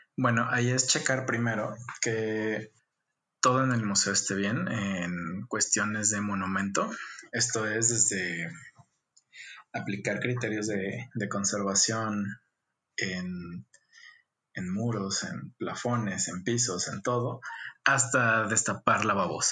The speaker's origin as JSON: {"language": "Spanish", "town": "Guadalajara", "region": "Jalisco", "country": "Mexico", "tie": "born or raised there", "said": "Nací en Guadalajara, Jalisco."}